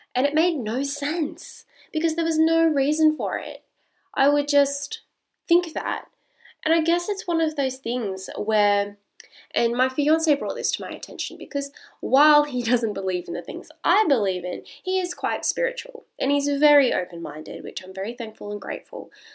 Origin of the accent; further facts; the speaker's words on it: Australia; I am Australian